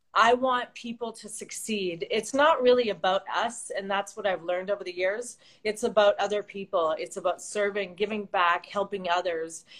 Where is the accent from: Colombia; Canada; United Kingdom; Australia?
Canada; Vancouver, British Columbia; moved away as an adult; now in Los Angeles, United States; I'm uh, originally from Vancouver, BC, Canada. So I am a Canadian, A, as everybody always says